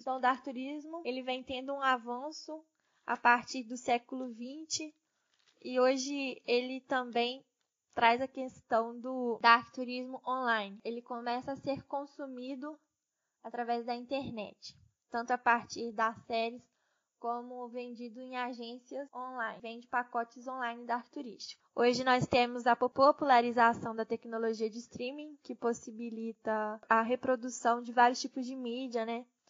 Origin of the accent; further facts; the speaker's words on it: Brazil; nós, enquanto brasileiros